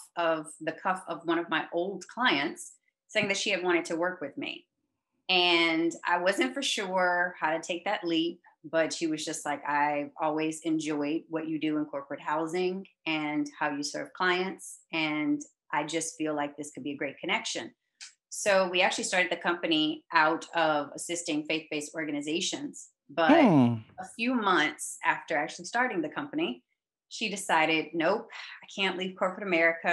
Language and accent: English; Arlington, Texas, United States; moved away as an adult; also born or lived in New York; I actually grew up in Arlington, Texas, which is a suburb